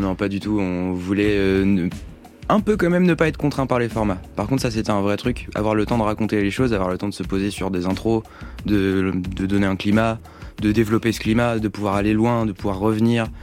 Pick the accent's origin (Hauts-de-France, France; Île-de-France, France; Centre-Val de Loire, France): Centre-Val de Loire, France; Tours; chez nous, donc je, le dis, on vient de Tours